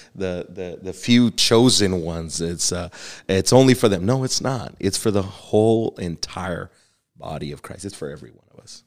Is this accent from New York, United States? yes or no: no; Texas, United States; accent: Texas; my little Texas accent